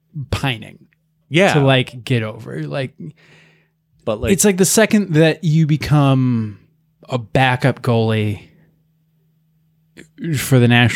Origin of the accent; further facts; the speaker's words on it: United States; I'm American.